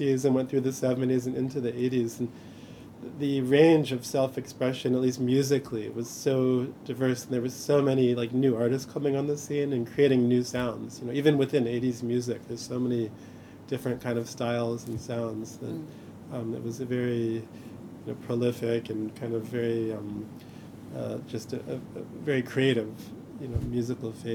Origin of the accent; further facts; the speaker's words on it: Chicago, Illinois, United States; I grew up in Chicago in the 80s